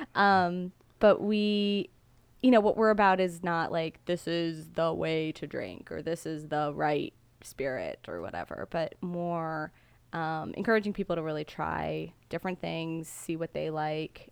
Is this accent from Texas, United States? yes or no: no; Gaithersburg, Maryland, United States; also born or lived in Washington, D.C.; now in Mount Airy, United States; I grew up in Gaithersburg